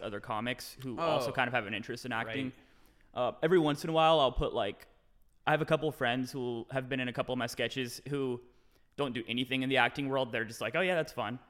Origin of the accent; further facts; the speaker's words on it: Renton, Washington, United States; now in Austin, United States; Just outside of Seattle, Renton, Washington